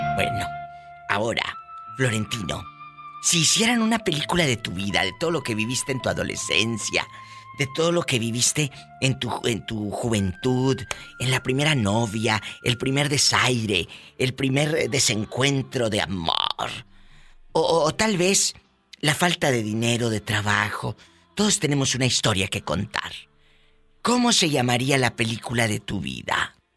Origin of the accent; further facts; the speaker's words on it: Matamoros, Tamaulipas, Mexico; en mi tierra, Matamoros, hace mucho calor, mucho calor